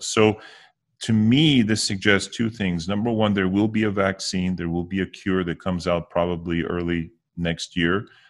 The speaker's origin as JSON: {"language": "English", "country": "United States", "tie": "born or raised there", "said": "I was born in the States, um, but my parents are immigrants. They immigrated from Bulgaria"}